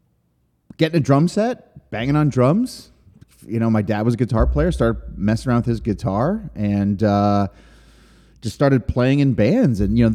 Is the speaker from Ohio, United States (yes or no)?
no; Allentown, Pennsylvania, United States; Originally from Allentown, Pennsylvania.